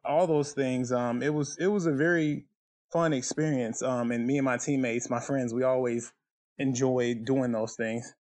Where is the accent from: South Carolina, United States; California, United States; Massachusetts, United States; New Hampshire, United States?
South Carolina, United States; I'm from South Carolina